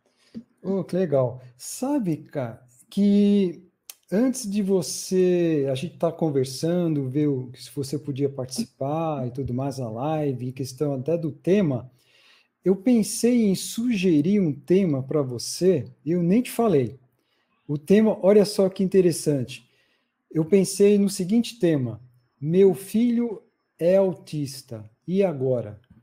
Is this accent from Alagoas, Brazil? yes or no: no; São Paulo, Brazil; eu sou de São Paulo